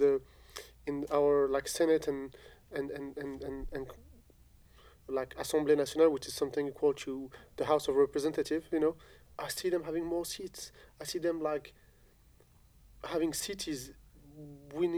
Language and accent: English; France; English is a second language; also born or lived in Algeria; I grew up in France. I've been educated in France. I went to school in France